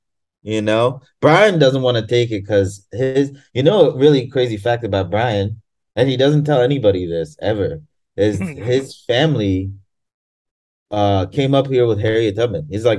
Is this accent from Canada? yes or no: no; Tanzania; And I'm from Tanzania, which is right next to Kenya.